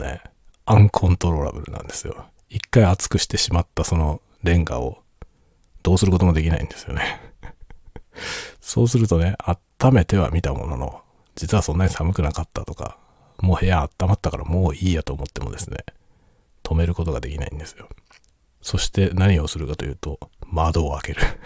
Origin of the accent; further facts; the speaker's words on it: Tokyo, Japan; now in Hokkaido, Japan; 僕はもともと東京人なので、東京に住んでた時